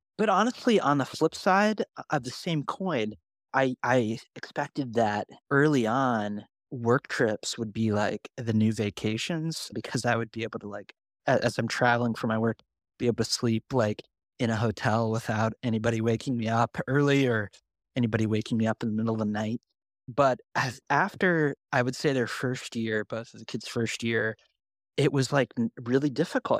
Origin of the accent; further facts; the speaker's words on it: Bellefontaine, Ohio, United States; moved away as an adult; also born or lived in Marion, Indiana; now in Indianapolis, United States; I grew up in Ohio, Northwest Ohio, small town, about an hour northwest of Columbus, called Bell Fountain